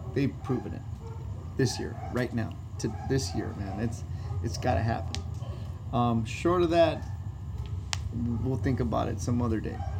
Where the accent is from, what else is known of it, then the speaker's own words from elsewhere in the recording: Los Angeles, California, United States; down the street from uh, where I was born, bro. I was born in Hoover Hospital.